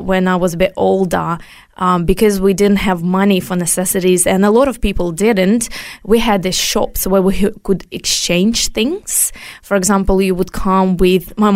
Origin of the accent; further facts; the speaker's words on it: Ukraine; now in Australia; I was born in Soviet Union 5 years before it collapsed.